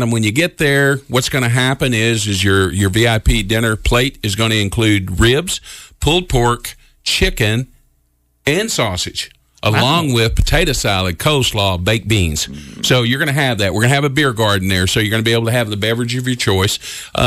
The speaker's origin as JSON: {"language": "English", "town": "Memphis", "region": "Tennessee", "country": "United States", "moved": "as an adult", "lives_now": "Evansville, United States", "said": "Originally, I'm from Memphis, so you wonder why I'm in Evansville, Indiana right now"}